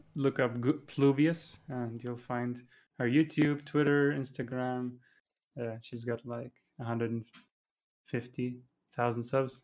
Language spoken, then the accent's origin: English; Dubai, United Arab Emirates; moved away as an adult; also born or lived in Germany / Iraq; now in Japan; I'm, uh, originally from Iraq, but I was born in Germany and lived there for a few years and then lived most of my life in Iraq, uh, sorry, Dubai